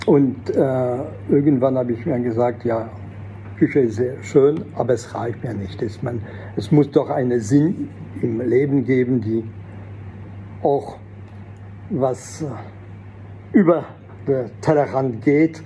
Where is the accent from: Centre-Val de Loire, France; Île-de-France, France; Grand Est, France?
Grand Est, France; Alsace; first language French; German is a second language; moved away as an adult; also born or lived in Fribourg, Switzerland / Salzburg, Austria; als französische Muttersprache, weil ich bin vielleicht im Elsass geboren, habe nie das Dialekt kennengelernt. Meine Eltern stammen aus Nord- und Mittelfrankreich